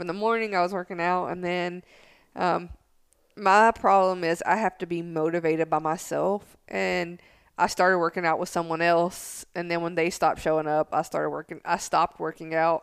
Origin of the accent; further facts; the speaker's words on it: Tennessee, United States; I'm from Tennessee